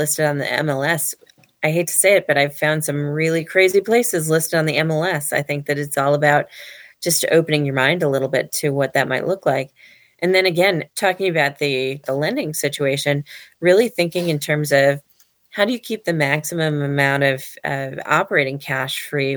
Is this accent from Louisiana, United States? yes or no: no; Ladysmith, Wisconsin, United States; as kids growing up in Ladysmith, Wisconsin